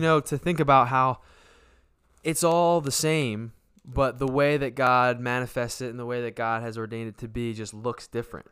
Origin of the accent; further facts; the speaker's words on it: Voorhees, New Jersey, United States; moved away; also born or lived in Delaware / Aston, Pennsylvania; I grew up in Jersey because my main developing years of my childhood where I went to high school and met, met my, most of my friends would have been all in Jersey